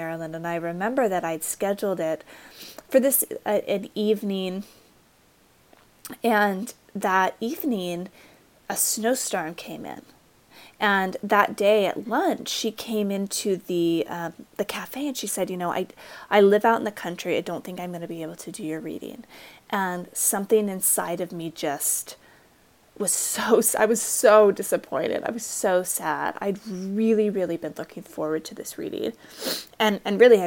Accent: Utah, United States; I was raised in Utah, in a very conservative area

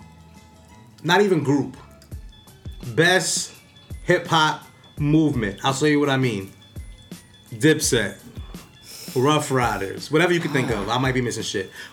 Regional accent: New York City, New York, United States; I'm from Harlem

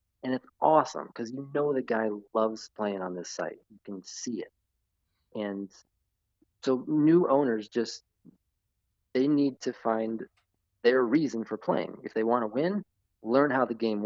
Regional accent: Chicago, Illinois, United States; moved away as an adult; now in Florida, United States; I grew up 35 years in Chicago in the suburbs

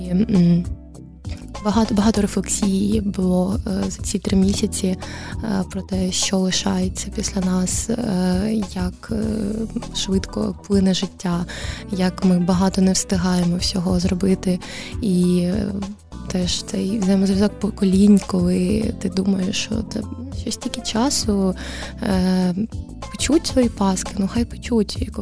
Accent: Kamianske, Dnipropetrovsk Oblast, Ukraine; moved away; also born or lived in Kharkiv; я родом з Кам'янського, але, але Харків для мене став домом

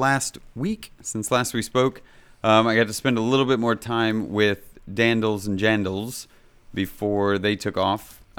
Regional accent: Kansas City, Kansas, United States; I am originally from Kansas City, Kansas, in a small little town

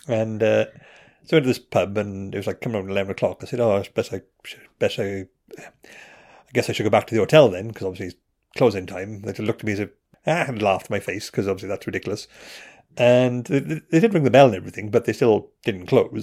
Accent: Wales, United Kingdom; I'm Welsh

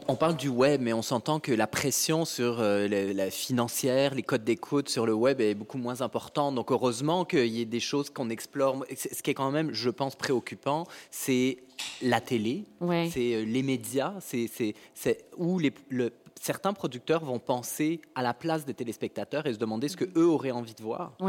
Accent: France; moved away as an adult; now in Quebec, Canada; Je suis, je suis né en France, euh, je suis arrivé au Québec il y a 15 ans

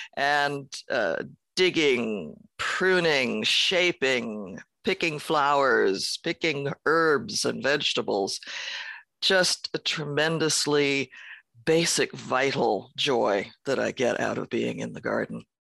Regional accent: San Francisco, California, United States; I was born in San Francisco

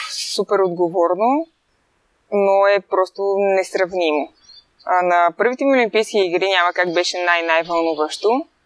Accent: Bulgaria; аз съм от България и няма как тук нямаме толкова много сняг

